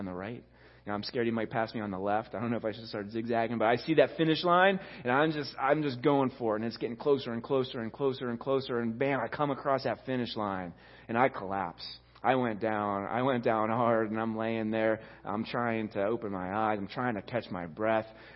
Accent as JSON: {"language": "English", "town": "Rostraver Township", "region": "Pennsylvania", "country": "United States", "tie": "born or raised there", "said": "I grew up in Ross Draver Township"}